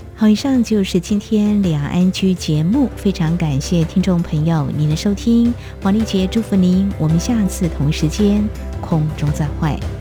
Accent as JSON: {"language": "Chinese", "region": "central and southern Taiwan", "country": "Taiwan", "tie": "born or raised there", "moved": "yes", "lives_now": "New Taipei, Taiwan", "said": "因为我的家乡是在中南部哦"}